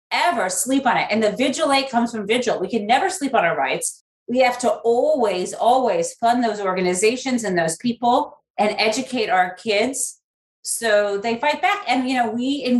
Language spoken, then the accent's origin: English; United States; my home country